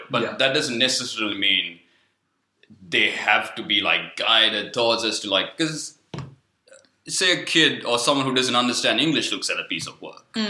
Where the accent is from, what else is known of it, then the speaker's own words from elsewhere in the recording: Sri Lanka; first language Sinhalese; English is a second language; moved away; I grew up in Sri Lanka